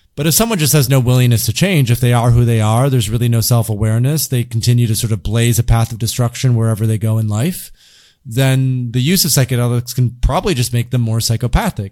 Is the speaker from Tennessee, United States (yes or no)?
no; Grand Rapids, Michigan, United States; I grew up in the Midwest in, in, in Grand Rapids, Michigan, pretty traditional part of the United States